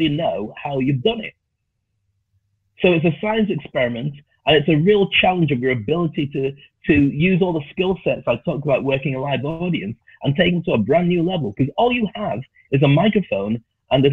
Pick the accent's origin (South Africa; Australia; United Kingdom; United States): United Kingdom; the north of England; moved away; also born or lived in Scotland / Dubai; I was a black kid growing up in the north of England. Actually, I grew up in Scotland, then I went to the north of England.